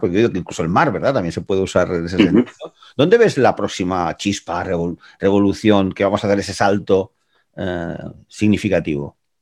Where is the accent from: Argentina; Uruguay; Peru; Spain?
Spain; Gràcia, Catalonia; Para los que somos de Gracia